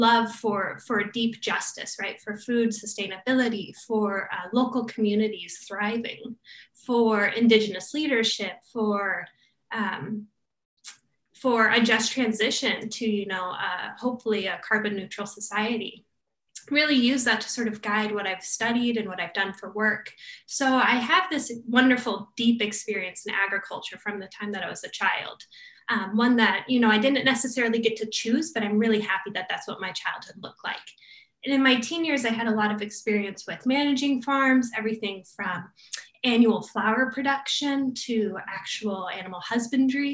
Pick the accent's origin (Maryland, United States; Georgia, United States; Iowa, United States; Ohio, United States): Iowa, United States; rural Eastern; moved away; I grew up in rural Eastern Iowa